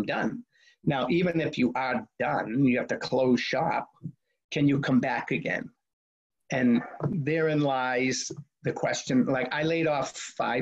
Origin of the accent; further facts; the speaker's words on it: Boston, Massachusetts, United States; growing up in Boston